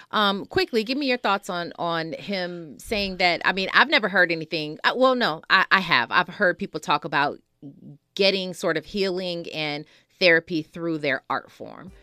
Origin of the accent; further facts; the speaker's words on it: Milwaukee, Wisconsin, United States; Milwaukee, Wisconsin is my hometown